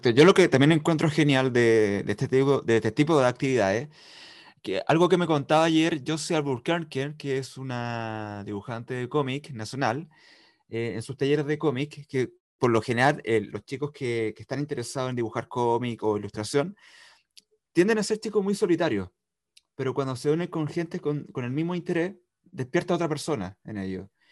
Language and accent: Spanish; Santiago, Santiago Metropolitan Region, Chile; moved away as an adult; now in Valdivia, Chile; soy de Santiago, llegué hace poco